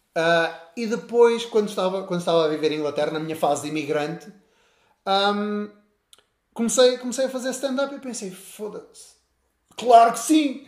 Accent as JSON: {"language": "Portuguese", "town": "Castelo de Paiva", "region": "Norte", "country": "Portugal", "tie": "born or raised there", "said": "sou um moço da terrinha, nasci, nasci em Castelo de Paiva"}